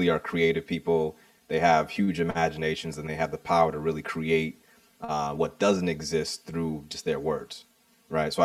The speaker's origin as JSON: {"language": "English", "town": "Boston", "region": "Massachusetts", "country": "United States", "tie": "born or raised there", "said": "a young man growing up in the Boston area. So that's the area that I'm from."}